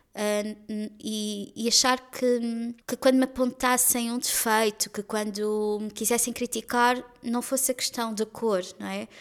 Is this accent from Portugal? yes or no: yes; Lisbon, Portugal; Considero-me uma afrolisboeta, que é a cidade onde nasci, atualmente é a cidade onde vivo